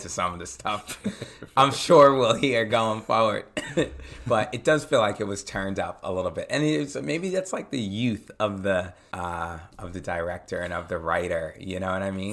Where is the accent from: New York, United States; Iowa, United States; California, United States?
New York, United States; Long Island, Suffolk County; I grew up out in Long Island, Suffolk County